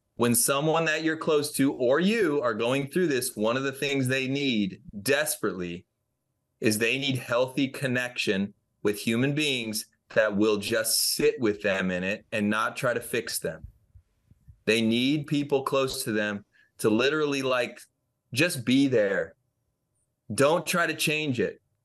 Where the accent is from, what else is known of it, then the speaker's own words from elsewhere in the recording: Franklin, Tennessee, United States; my hometown of Franklin, Tennessee